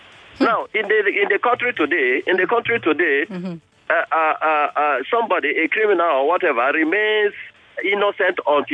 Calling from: Ikoyi, Lagos, Nigeria; I'm calling you from Ikoyi.

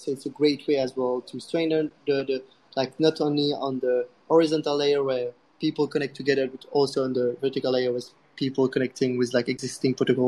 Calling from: Prague, Czechia; today I'm talking from Prague. So if anyone is in Prague, I'm happy ping me as well.

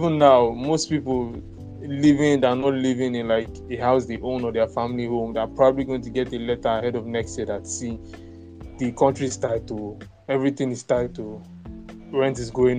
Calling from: Lagos, Nigeria; That's Lagos. I'm speaking from Lagos State, and that's where most of our investments have been so far.

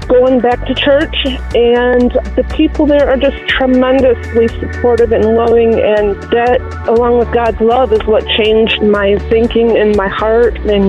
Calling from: Big Rapids, Michigan, United States; I'm calling from Big Rapids, Michigan

